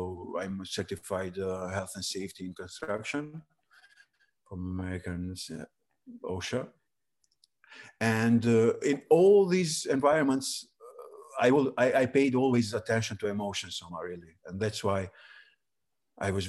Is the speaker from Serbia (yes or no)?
yes; Preševo, Pčinja District, Serbia; English is a second language; moved away as an adult; also born or lived in Kosovo / Albania; now in Tirana, Albania; my origin actually is from Preševa, a place in Serbia with Albanians. Then I lived there 18 years till the high school